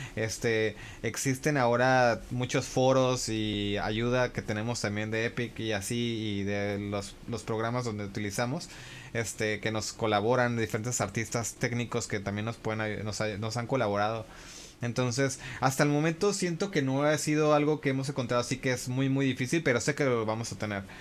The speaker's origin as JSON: {"language": "Spanish", "town": "San Francisco", "region": "California", "country": "United States", "tie": "born or raised there", "moved": "yes", "lives_now": "Japan", "said": "crecí en California, en San Francisco"}